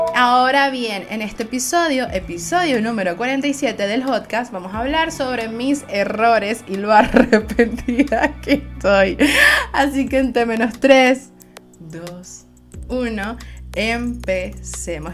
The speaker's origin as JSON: {"language": "Spanish", "country": "Venezuela", "said": "soy venezolana"}